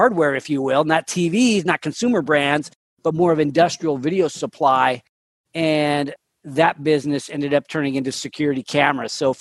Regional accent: Sacramento, California, United States; I grew up here in Sacramento

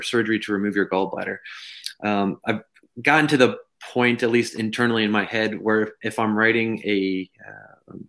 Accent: Texas, United States; I'm from Texas

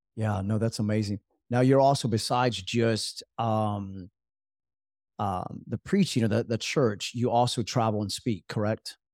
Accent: Jacksonville, North Carolina, United States; growing up in Jacksonville, North Carolina

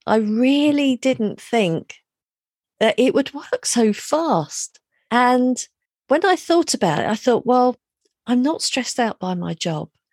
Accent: London, United Kingdom; moved away as an adult; also born or lived in Reading; I grew up in London

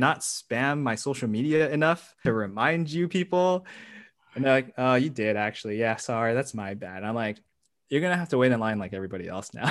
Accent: United States; I'm Asian American

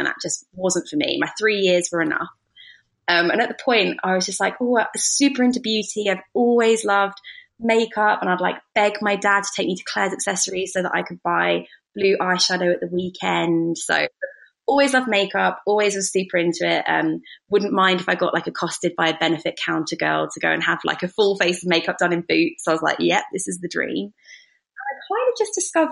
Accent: Brighton, South East England, United Kingdom; also born or lived in Nottingham; I'm 28 from Brighton

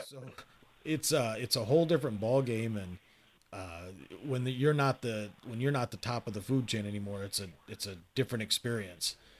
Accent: Michigan, United States; I grew up in Michigan

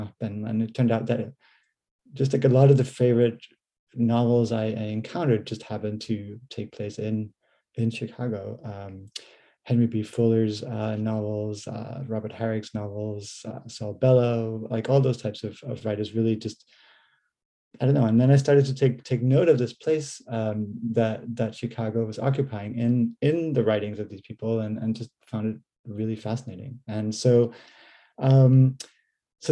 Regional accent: Denmark; moved away as an adult; also born or lived in United States / Canada; now in Norwich, United Kingdom; I'm originally from Denmark, but went to university and did my PhD in the US and Canada

